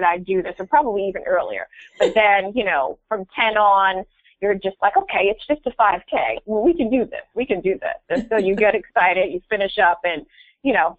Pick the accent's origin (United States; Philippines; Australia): United States; Philadelphia, Pennsylvania; here in Philadelphia, which is my hometown